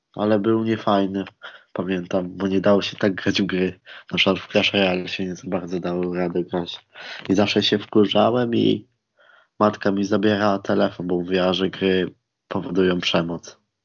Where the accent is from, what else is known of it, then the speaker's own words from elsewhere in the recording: Koszalin, West Pomeranian Voivodeship, Poland; pochodzę na przykład z miejscowości Koszalin